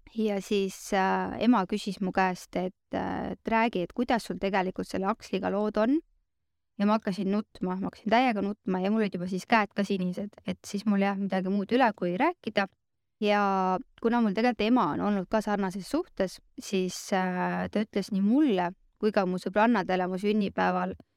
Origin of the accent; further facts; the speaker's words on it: Rakvere, Lääne-Viru County, Estonia; now in Tallinn, Estonia; ma olen ise Rakverest pärit, elan Tallinnas